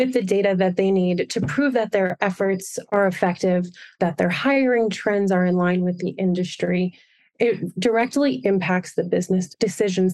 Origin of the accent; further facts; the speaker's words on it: Wilmington, Delaware, United States; moved away as an adult; also born or lived in Boston, Massachusetts; now in Denver, United States; I grew up in Wilmington, Delaware